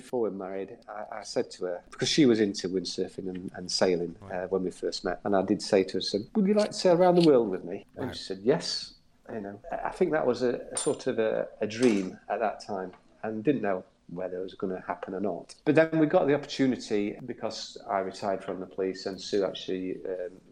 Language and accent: English; Doncaster, Yorkshire and the Humber, United Kingdom; now in Cowes, United Kingdom; As you can tell from my accent, I'm not from down the south. I'm from Doncaster, in South Yorkshire